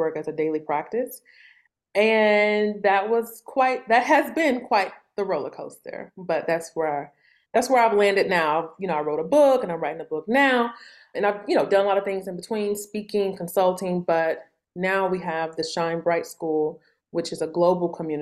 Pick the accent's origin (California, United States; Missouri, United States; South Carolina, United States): Missouri, United States; St. Louis; I grew up in St. Louis in the Midwest.